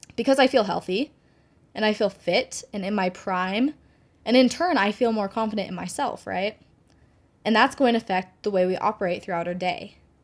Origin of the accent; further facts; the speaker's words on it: Reno, Nevada, United States; moved away as an adult; now in Fort Worth, United States; I was born and raised in Reno, Nevada. Um, but I currently live in Fort Worth, Texas